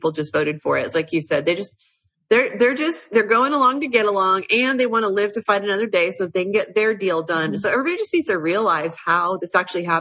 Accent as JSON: {"language": "English", "town": "Washington", "region": "District of Columbia", "country": "United States", "tie": "born or raised there", "also_born_or_lived": "Lindon, Utah", "moved": "yes", "lives_now": "Utah, United States", "said": "I grew up in Washington, D.C., and my dad was a defense intelligence officer in the Pentagon"}